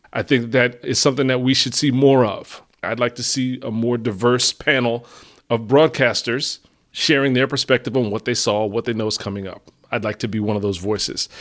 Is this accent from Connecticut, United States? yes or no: no; New Jersey, United States; we're both from Jersey.